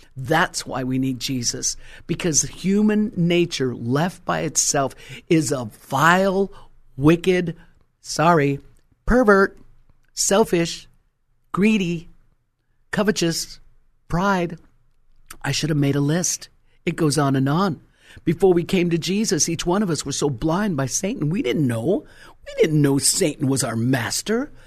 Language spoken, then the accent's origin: English; Colorado, United States; moved away; was originally, uh, born and raised in Colorado